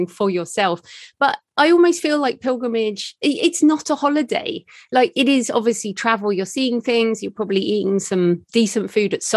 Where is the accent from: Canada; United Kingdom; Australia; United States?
United Kingdom; England; I'm English at the end of the day, so we have subtext